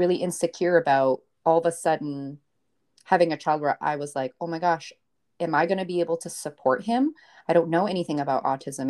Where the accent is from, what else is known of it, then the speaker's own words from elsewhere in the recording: Maine, United States; I'm from Maine. Um, my dad is from Maine. My mom is actually an immigrant from Bolivia. So I grew up in, like, a bilingual household